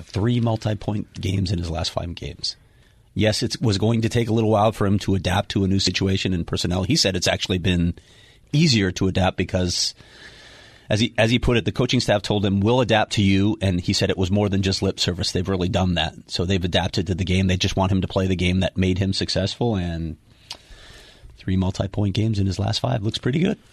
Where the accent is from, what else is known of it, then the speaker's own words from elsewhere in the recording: Chicago, Illinois, United States; moved away; I'm from Chicago